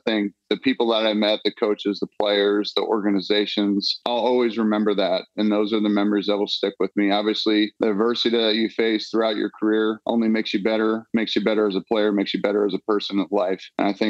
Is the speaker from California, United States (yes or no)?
no; Pennsylvania, United States; I grew up right outside of Philadelphia, so definitely means a lot more